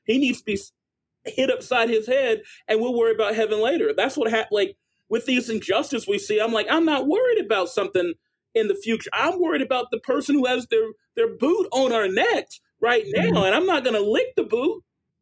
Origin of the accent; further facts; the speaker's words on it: Greensboro, North Carolina, United States; now in Charlotte, United States; I grew up in East Greensboro, in Dudley Heights